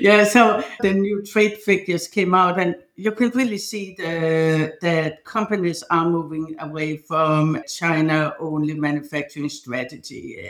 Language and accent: English; Denmark; moved away; I'm from Denmark